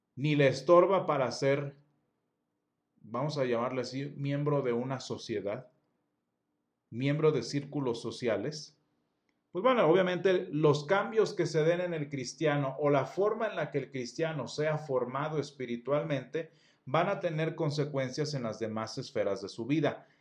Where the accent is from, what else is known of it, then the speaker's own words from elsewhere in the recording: Mexico; first language Spanish; Soy latino. Soy, este, soy latino, soy mexicano